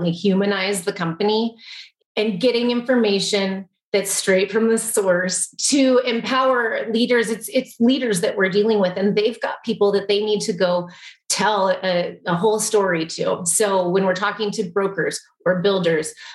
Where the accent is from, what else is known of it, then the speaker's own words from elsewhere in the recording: Colorado, United States; I would say my home state is Colorado, and I took that one as a youngster